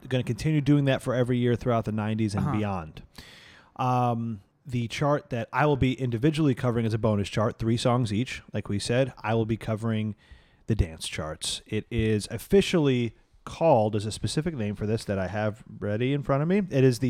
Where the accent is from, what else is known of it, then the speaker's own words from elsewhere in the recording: Brick, New Jersey, United States; also born or lived in New York City; I'm all moved into my home in Brick, New Jersey at this point.